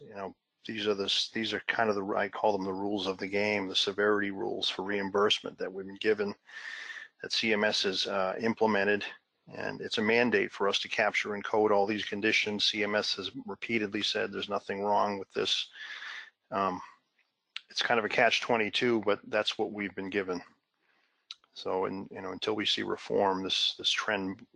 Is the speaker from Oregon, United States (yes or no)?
no; Massachusetts, United States; my home state of Massachusetts